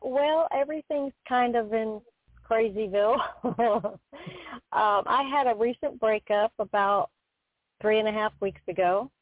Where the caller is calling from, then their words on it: Florida, United States; from Florida.